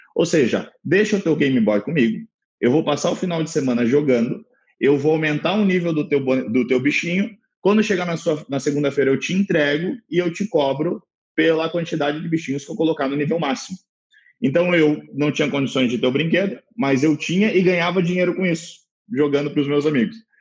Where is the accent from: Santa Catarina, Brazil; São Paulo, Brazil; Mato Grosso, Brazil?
Santa Catarina, Brazil; Balneário Camboriú; sou natural de Balneário Camboriú, Santa Catarina